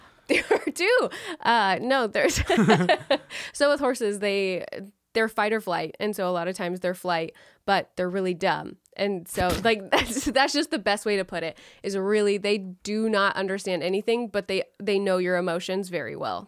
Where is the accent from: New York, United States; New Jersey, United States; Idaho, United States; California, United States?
California, United States; West Sacramento; I'm from West Sacramento, which is not exactly Sacramento